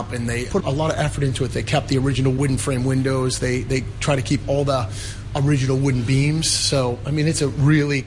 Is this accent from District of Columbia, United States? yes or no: no; Boston, Massachusetts, United States; moved away as an adult; also born or lived in London; now in Hong Kong; I'm from Boston, from the U.S., and I lived in the Italian neighborhood at the time